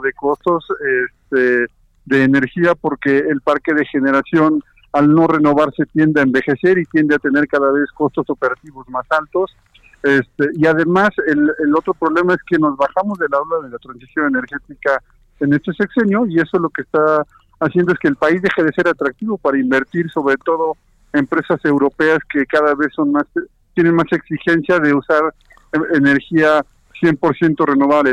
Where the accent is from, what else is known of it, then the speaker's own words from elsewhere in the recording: Mexico; somos los mexicanos